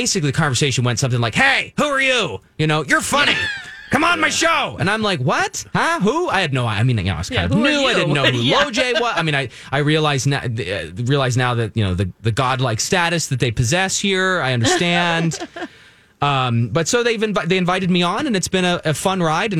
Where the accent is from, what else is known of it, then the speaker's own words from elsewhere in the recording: United States; I was born here in the U.S.